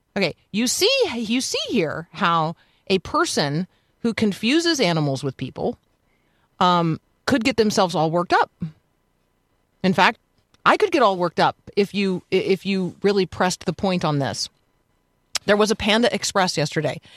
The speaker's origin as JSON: {"language": "English", "country": "United States", "said": "as an American"}